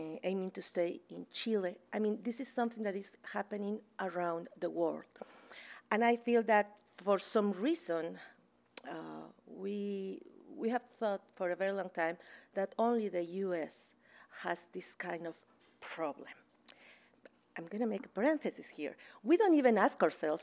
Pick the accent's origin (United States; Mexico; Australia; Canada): Mexico; Mexico City; moved away as an adult; I'm from Mexico City, and I worked there as a journalist for almost 10 years